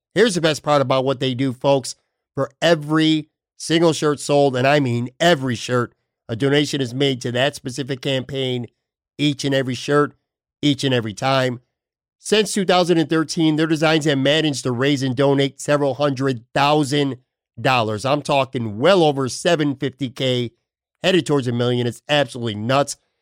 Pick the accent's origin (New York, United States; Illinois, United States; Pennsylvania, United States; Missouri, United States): New York, United States; Buffalo; now in Bradenton, United States; Buffalo, obviously being my hometown